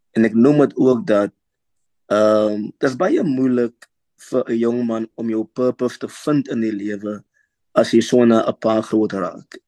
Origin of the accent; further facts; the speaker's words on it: Worcester, Western Cape, South Africa; Ek is gebore in Woester